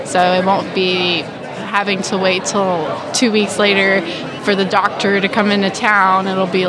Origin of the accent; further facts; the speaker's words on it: Montreal, Quebec, Canada; now in Florida, United States; I'm studying at the University of West Florida, but I'm originally from Montreal in Canada. Coming from my small town, we didn't really have a lot of health care available